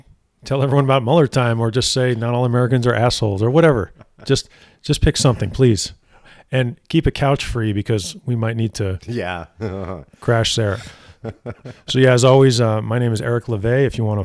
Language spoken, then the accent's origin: English; Montreal, Quebec, Canada; I'm from Montreal, brother.